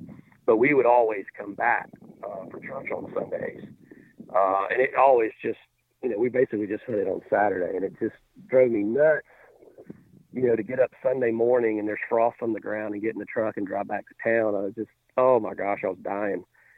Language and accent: English; Alabama, United States; I grew up in Alabama, and started hunting with my grandfather when I was, oh gosh, I think 5 or 6